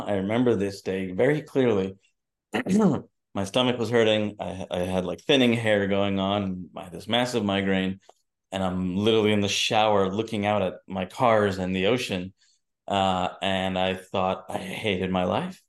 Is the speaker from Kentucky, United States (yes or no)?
no; New Jersey, United States; also born or lived in New York; I was born in New Jersey and born and raised in New York and New Jersey